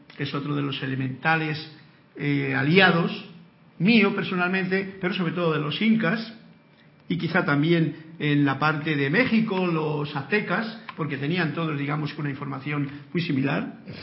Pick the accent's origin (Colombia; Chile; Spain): Spain; moved away; que es España y que es mi tierra personalmente